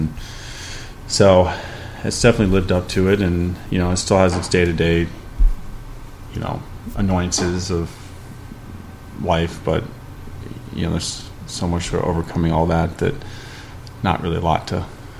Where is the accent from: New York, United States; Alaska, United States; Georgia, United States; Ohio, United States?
Ohio, United States; I think where we came from Ohio was kind of an extreme of not just it's Ohio and bad weather